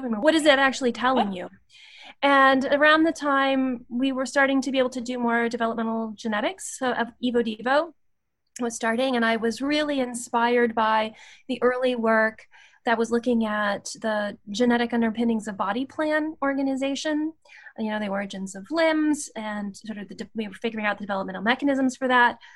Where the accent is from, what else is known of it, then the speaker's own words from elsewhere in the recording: Appalachia, West Virginia and Virginia border, United States; I I grew up in West Virginia and Virginia, right on the border